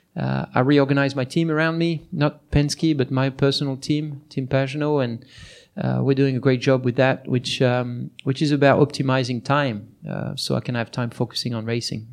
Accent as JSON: {"language": "English", "country": "France", "tie": "born or raised there", "moved": "yes", "said": "my hometown"}